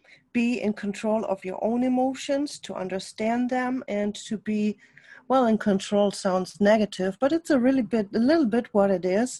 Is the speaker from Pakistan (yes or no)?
no; Germany; accent: German; English is a second language; now in United States; my accent is a German accent. I lived most of my life in Germany